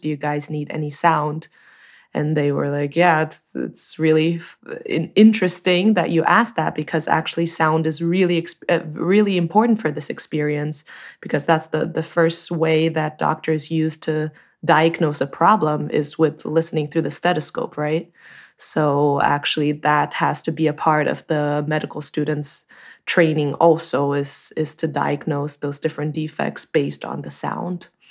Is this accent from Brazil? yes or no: yes; Brazil; moved away as an adult; also born or lived in Chico, California, United States; now in Germany; I'm originally from Brazil, but I've been living in Germany for a while